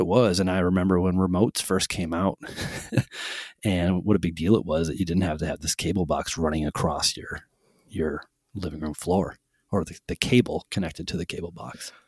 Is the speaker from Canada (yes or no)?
no; Holyoke, Massachusetts, United States; also born or lived in South Hadley, Massachusetts; I grew up in Holyoke, Massachusetts